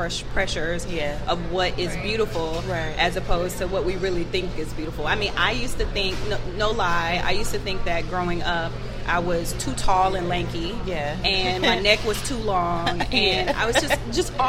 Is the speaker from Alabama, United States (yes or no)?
yes; Alabama, United States; now in Atlanta, United States; I'm originally from Alabama, but I've been in Atlanta for about the last 18 years.